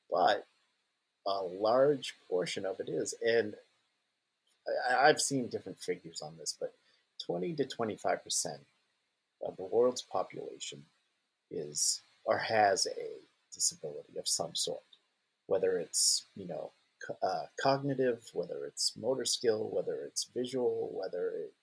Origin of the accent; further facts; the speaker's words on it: a little town in New Hampshire, United States; also born or lived in Portland, Maine; I moved from Portland, Maine to a little town in New Hampshire